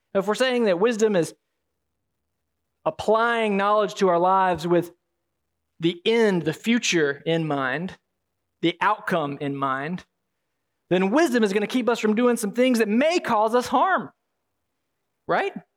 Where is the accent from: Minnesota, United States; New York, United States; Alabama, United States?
Alabama, United States; You'll have to pardon the accent. I am from Alabama.